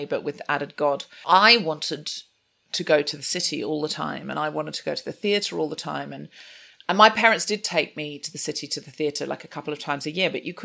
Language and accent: English; Gold Coast, Queensland, Australia; I was raised on the Gold Coast in Queensland in Australia